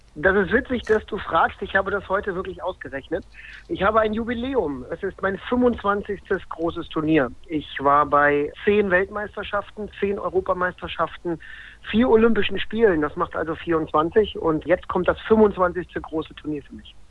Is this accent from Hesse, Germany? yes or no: no; Hamburg, Germany; meiner Heimat in Hamburg